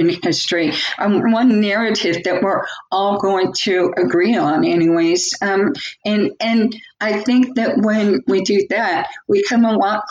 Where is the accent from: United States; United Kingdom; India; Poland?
United States; the Northwest, Washington; growing up in the Northwest